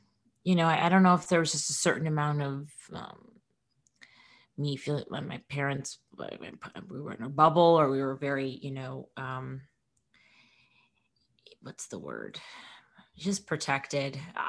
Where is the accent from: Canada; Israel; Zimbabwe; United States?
United States; Minneapolis, Minnesota; I mean, I don't know if it's because I'm from Minneapolis and I was like, this feels like home.